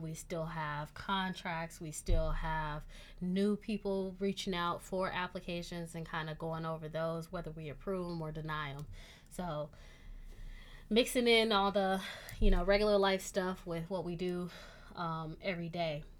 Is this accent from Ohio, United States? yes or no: no; Michigan, United States; moved away; also born or lived in Miami; growing up in Michigan